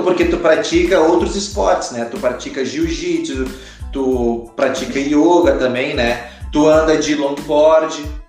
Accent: Porto Alegre, Rio Grande do Sul, Brazil; lá de Porto Alegre, que eu sou gaúcho, né? Lá de Porto Alegre

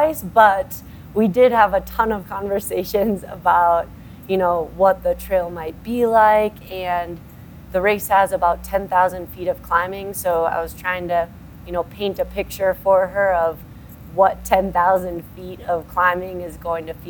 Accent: Minnesota, United States; now in Colorado, United States; We're both from Minnesota

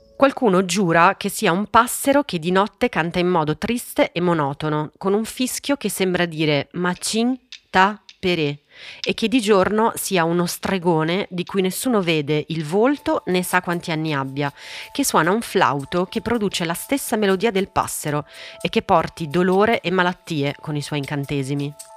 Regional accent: Italy; also born or lived in Santos, Brazil; è assolutamente vero che sono italiana

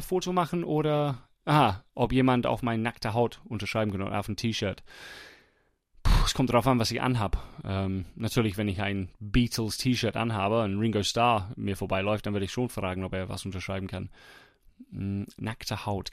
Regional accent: England, United Kingdom; German is a second language; moved away; ich war Engländer

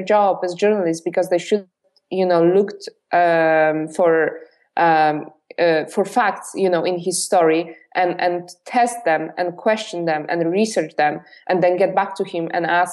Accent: Poland; English is a second language; moved away as an adult; I've been born and raised in Poland. I only lived in Poland when I was 21

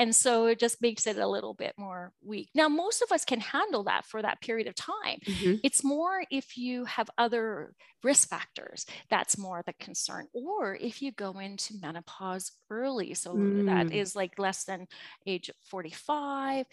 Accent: Canada; I am from Canada

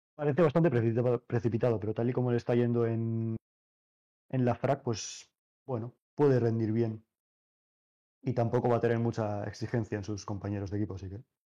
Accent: Navarre, Spain; Obviamente yo soy navarro

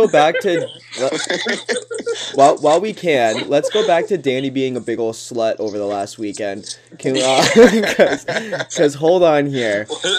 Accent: Thorold, Ontario, Canada; born or raised there

